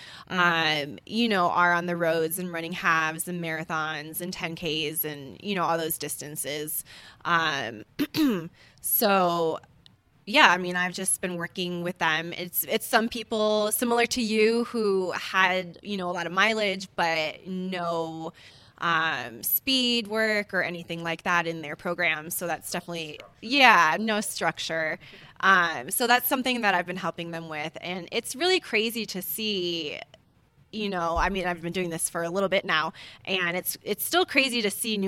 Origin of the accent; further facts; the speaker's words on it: Hawaii, United States; moved away as an adult; now in Boulder, United States; I grew up in Hawaii, so I remember running around dirt tracks, barefoot